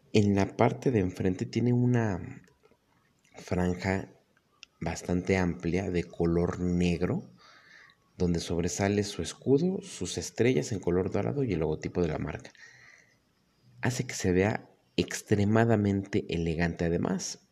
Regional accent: Mexico; soy mexicano

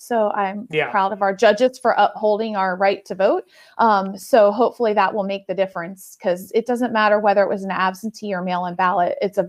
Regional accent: Tampa, Florida, United States; Okay. So Florida is my home state, right?

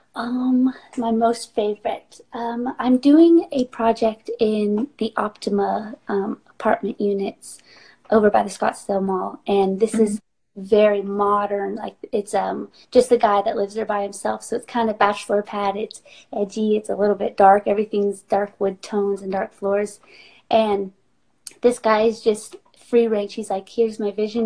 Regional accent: North Carolina, United States; now in Phoenix, Arizona, United States; I grew up in North Carolina in a small town

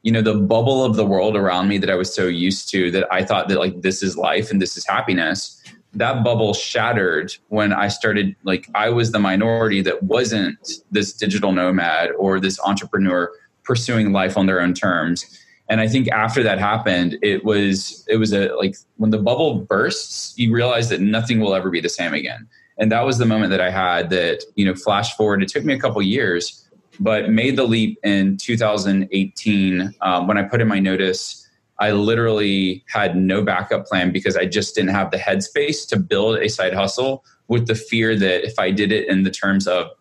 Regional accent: Montgomery, Alabama, United States; I grew up in Montgomery, Alabama

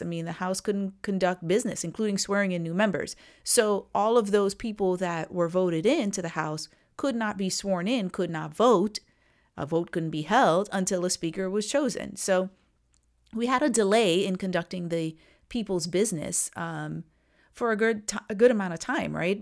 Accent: Trinidad & Tobago; I'm from Trinidad

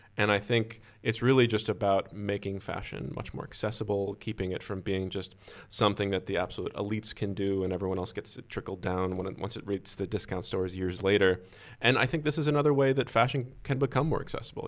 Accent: Boston, Massachusetts, United States; grew up with, you know, the, the garden with the Celtics playing just, you know, not that far from my house.

